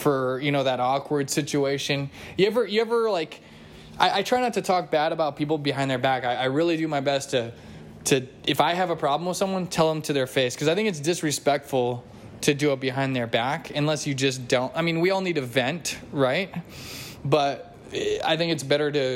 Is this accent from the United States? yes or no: yes; United States; I'm an American.